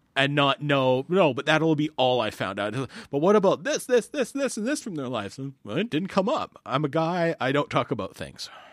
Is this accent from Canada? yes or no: yes; Canada; as a Canadian